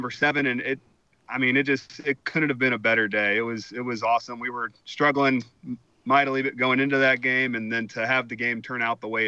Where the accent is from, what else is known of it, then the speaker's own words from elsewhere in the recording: Midwest, United States; especially watching Big Ten football growing up in Big Ten country.